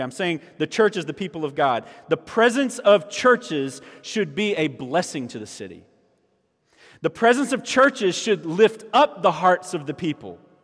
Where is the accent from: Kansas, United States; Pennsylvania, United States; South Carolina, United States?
South Carolina, United States; Orangeburg; moved away as an adult; I grew up in Orangeburg. All right, so I grew up here, and graduated from high school here at Orangeburg Wilkinson